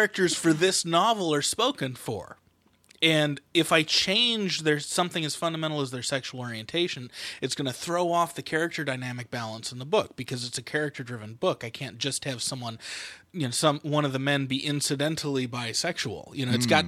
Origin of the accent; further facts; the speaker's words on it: San Francisco, California, United States; I grew up in San Francisco